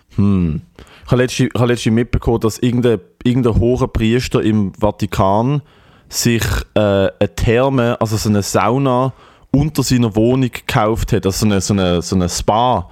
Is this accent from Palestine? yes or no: no; Switzerland; dass ich von da bin